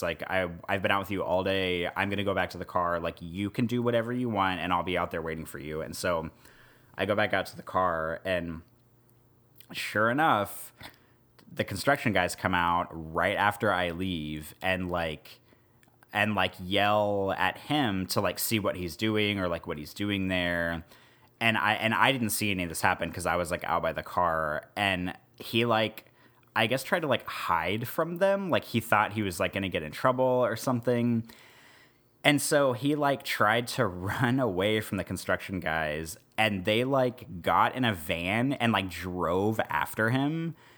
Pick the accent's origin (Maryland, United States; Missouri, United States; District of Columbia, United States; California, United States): Missouri, United States; also born or lived in Nebraska; now in New Orleans, United States; where I grew up in Missouri and also in Nebraska